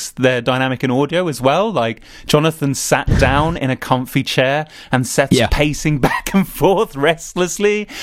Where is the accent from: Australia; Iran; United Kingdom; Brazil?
United Kingdom; I'm British